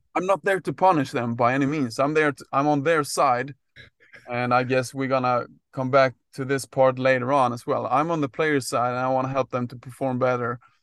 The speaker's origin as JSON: {"language": "English", "country": "Sweden", "tie": "born or raised there", "also_born_or_lived": "Gothenburg, Sweden", "said": "my background is, uh, growing up in Sweden, played soccer and ice hockey as, as, uh, most, uh, people do, I would say, in Sweden."}